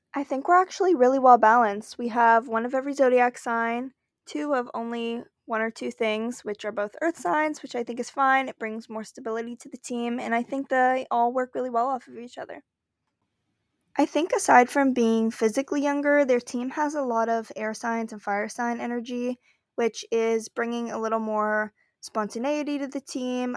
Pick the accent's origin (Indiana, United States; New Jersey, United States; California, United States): California, United States; I am from California